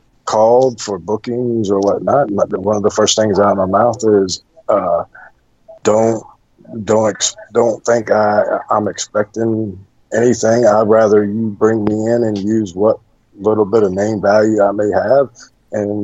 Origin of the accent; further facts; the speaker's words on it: Hampton, Virginia, United States; moved away as an adult; now in Tennessee, United States; born and raised in Virginia, Hampton, Virginia